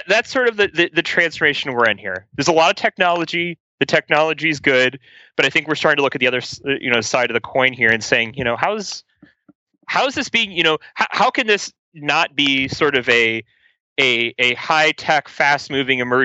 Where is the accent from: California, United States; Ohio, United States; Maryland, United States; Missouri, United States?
Ohio, United States; I'm from Ohio